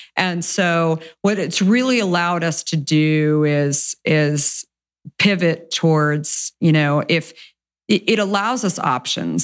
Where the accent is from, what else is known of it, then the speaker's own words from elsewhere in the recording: Arizona, United States; moved away; I grew up in Arizona